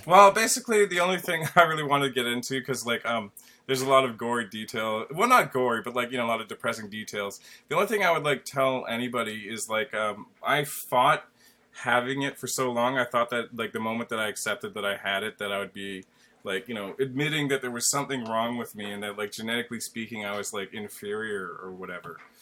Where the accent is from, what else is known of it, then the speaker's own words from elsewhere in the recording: Canada; I'm Canadian too